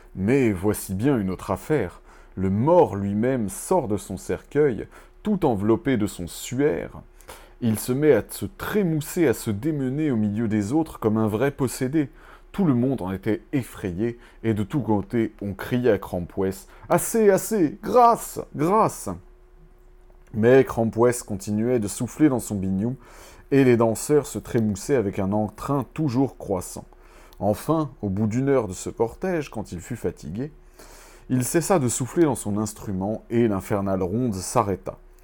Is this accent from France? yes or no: yes; Breton, Brittany, France; en tant que breton